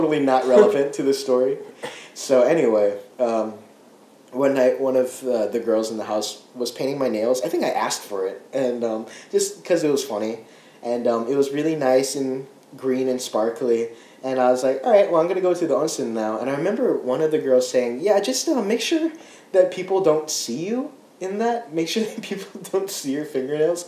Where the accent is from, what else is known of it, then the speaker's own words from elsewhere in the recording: United States; as an American, as a Japanese American